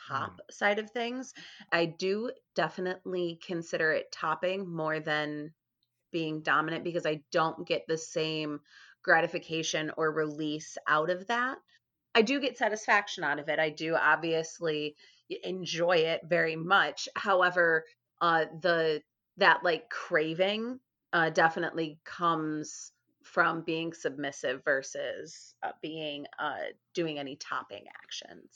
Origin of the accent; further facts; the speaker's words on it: Chicago, Illinois, United States; I grew up in Chicago